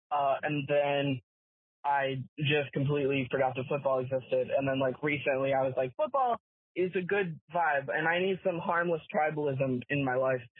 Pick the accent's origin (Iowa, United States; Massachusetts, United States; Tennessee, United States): Iowa, United States; Um, pronounce he him. He him. I'm from Iowa.